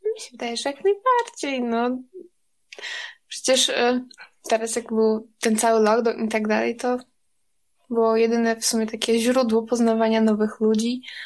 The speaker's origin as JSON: {"language": "Polish", "region": "Podlaskie Voivodeship", "country": "Poland", "said": "jestem niziołkiem, zielarzem z Podlasia"}